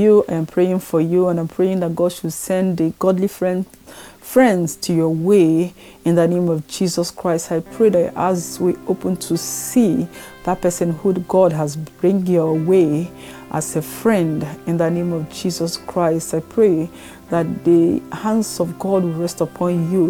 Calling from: France; I'm calling from France.

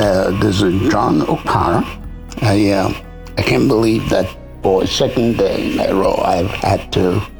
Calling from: South Sudan; I'm calling in from South Sudan. And we are enjoying our rainy season and humid weather.

